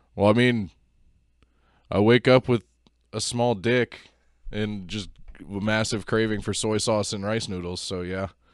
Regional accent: Texas, United States; moved away; I am originally from Texas and half my family is from Texas

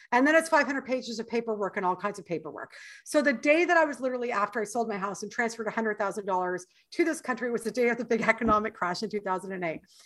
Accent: Canada; moved away as an adult; now in United States; I'm Canadian and I've already lived in your country for seven years

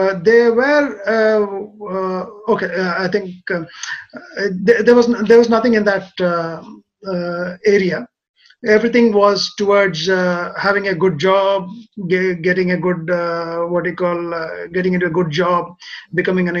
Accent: Hyderabad, Telangana, India; moved away as an adult; also born or lived in Kerala / Australia; now in Japan; I grew up in a city called Hyderabad

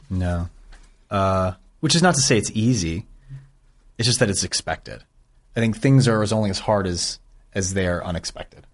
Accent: Bay Area, California, United States; I grew up in the Bay Area

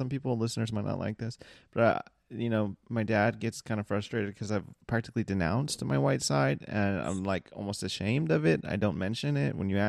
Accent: United States; Yes, I'm American as fuck, you know, whitewashed in quotation marks.

